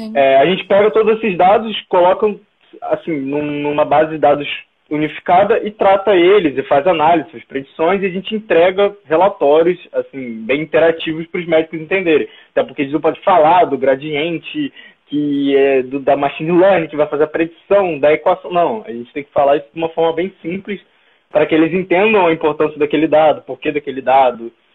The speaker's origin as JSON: {"language": "Portuguese", "country": "Brazil", "said": "nós como brasileiros"}